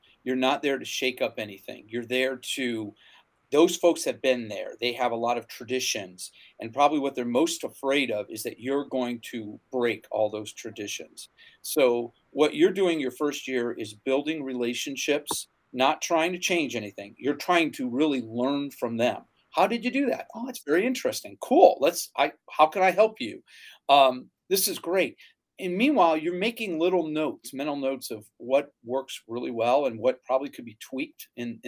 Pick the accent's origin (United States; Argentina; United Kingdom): United States; Northeastern Ohio; moved away as an adult; also born or lived in Louisiana; I grew up in Northeastern Ohio